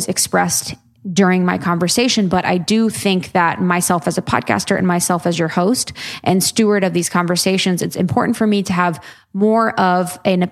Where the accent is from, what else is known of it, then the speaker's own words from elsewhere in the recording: Ohio, United States; I'm a girl from Ohio.